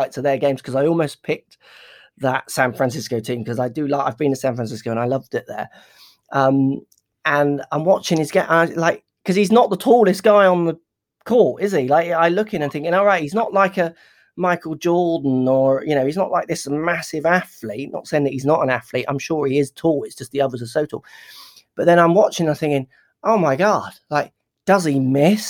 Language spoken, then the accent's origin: English; United Kingdom; UK guy